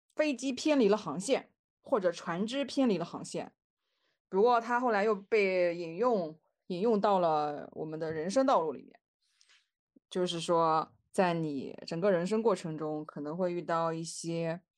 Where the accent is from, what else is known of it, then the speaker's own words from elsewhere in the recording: northern China, China; 那这个像我们北方人的话，就是侄女和侄女儿的区别。